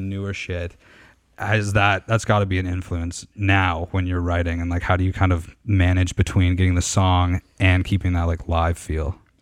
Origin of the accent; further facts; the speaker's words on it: Canada; I'm, I'm from Canada.